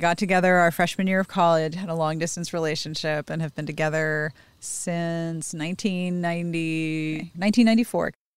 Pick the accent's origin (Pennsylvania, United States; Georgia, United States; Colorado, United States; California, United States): Pennsylvania, United States; Pittsburgh; now in Los Angeles, United States; I am from Pittsburgh